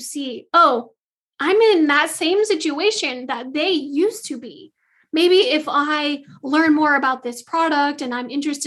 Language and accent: English; Michigan, United States; also born or lived in Southeast US; now in Southeast, United States; I'm originally from Michigan, so I have plenty of Christmases with snow